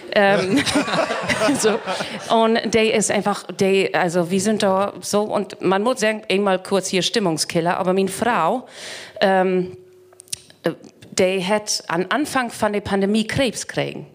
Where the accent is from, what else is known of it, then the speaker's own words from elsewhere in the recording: East Frisia, Lower Saxony, Germany; ich komme aus Spätzefeen